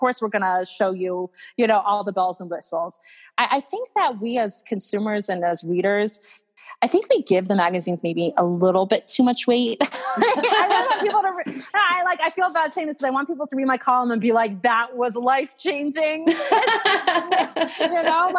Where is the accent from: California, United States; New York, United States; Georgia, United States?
Georgia, United States; Atlanta; I grew up in Atlanta